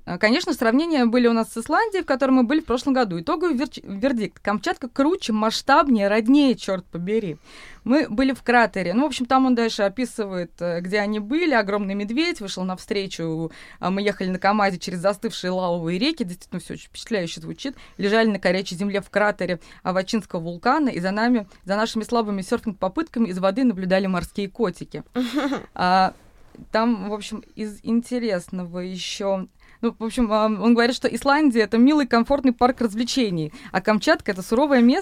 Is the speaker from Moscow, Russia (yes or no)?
yes; Moscow, Russia; сколько мы упреков получили, что мы москвичи, что мы зажрались